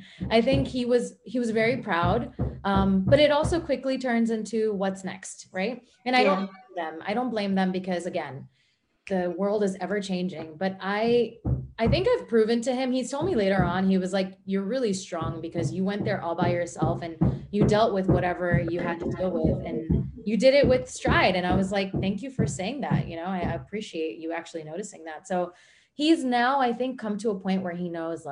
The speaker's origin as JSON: {"language": "English", "town": "New York City", "region": "New York", "country": "United States", "tie": "born or raised there", "said": "I'm American born and New York City born."}